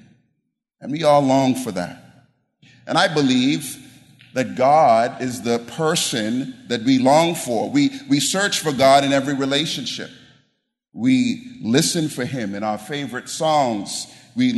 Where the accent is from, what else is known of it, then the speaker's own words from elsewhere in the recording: the deep South, United States; moved away as an adult; I'm from the deep South. I'm from the island, so you can't get any more Southern than me